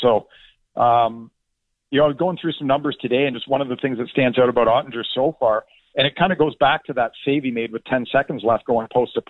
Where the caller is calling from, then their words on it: New Jersey, United States; I'm in New Jersey, and I'm not even from Toronto.